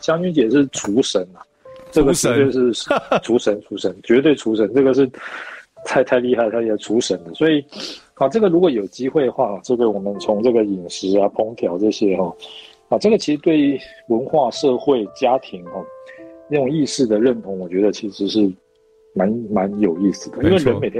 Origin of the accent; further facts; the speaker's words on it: Taiwan; 那有时候我台湾人又觉得说我们的问题好像很好解决，其实那个问题恐怕是只有在台湾才有的